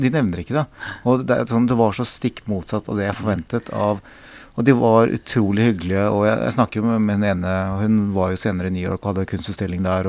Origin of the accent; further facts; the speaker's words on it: South Korea; now in Norway; jeg kommer fra Korea